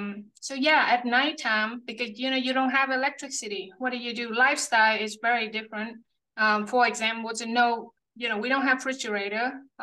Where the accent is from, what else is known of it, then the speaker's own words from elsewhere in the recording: Central Vietnam, Vietnam; now in United States; I was born and raised in a small village in central Vietnam.